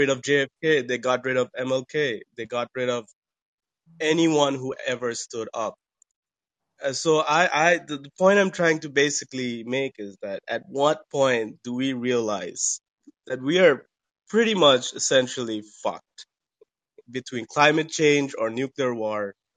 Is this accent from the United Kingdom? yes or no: no; Bangladesh; now in United States; I'm from Bangladesh. I live in the U.S.